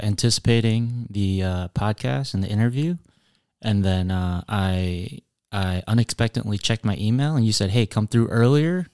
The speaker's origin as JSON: {"language": "English", "town": "Appleton", "region": "Wisconsin", "country": "United States", "tie": "born or raised there", "said": "I was born in Appleton, raised in Appleton. Um, and so Appleton is home."}